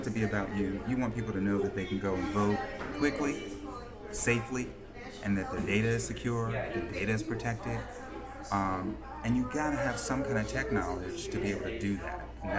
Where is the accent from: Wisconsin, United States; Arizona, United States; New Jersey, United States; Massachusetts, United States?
New Jersey, United States; now in Georgia, United States; I grew up in New Jersey.